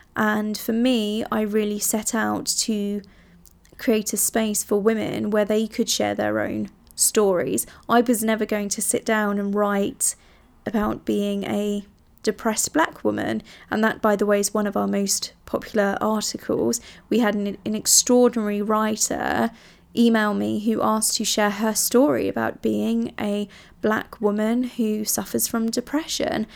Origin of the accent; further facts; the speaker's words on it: Italy; moved away; I grew up in Italy